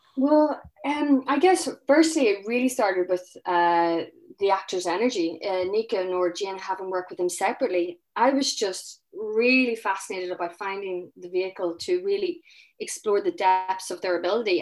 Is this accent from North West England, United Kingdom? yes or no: no; Northern Ireland, United Kingdom; I'm from Northern Ireland, so I started researching about traumas locally. And, you know, you know, I, I grew up, I was eleven when the Good Friday Agreement happened